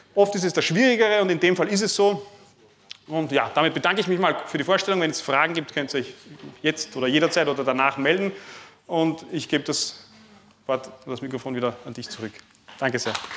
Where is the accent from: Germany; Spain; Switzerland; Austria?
Austria; Lower Austria; Ich komme aus Niederösterreich, das ist in der Nähe von Wien.